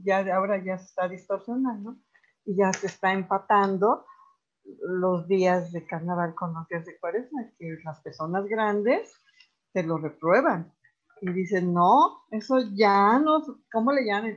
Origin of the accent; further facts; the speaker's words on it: Morelos, Mexico; Como morelense y como mexicana